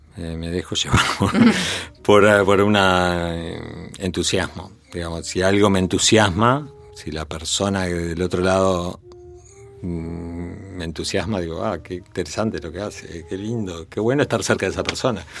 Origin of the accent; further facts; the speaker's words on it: Montevideo, Uruguay; en, la casa familiar, acá en Montevideo, con cinco años